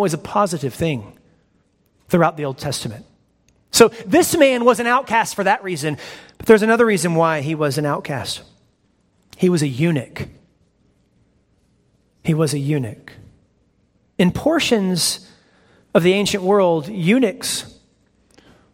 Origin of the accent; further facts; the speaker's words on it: United States; I am from America